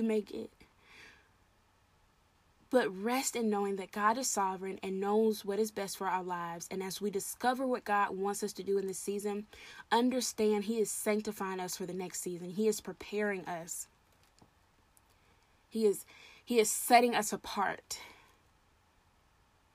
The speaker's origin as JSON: {"language": "English", "region": "the South", "country": "United States", "said": "I'm Southern. I'm from the South. I say y'all"}